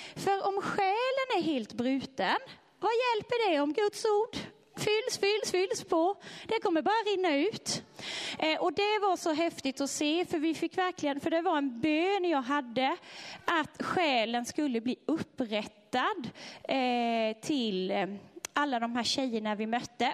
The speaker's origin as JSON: {"language": "Swedish", "country": "Sweden", "said": "de är inte som oss svenskar"}